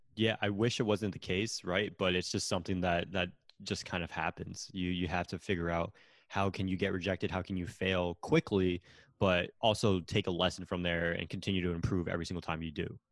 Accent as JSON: {"language": "English", "region": "Connecticut", "country": "United States", "also_born_or_lived": "Florida", "moved": "as an adult", "said": "I'm originally from Connecticut"}